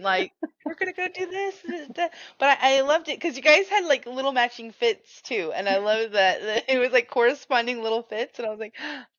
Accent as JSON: {"language": "English", "town": "Anaheim", "region": "California", "country": "United States", "tie": "born or raised there", "moved": "yes", "said": "I grew up by Disneyland in Anaheim."}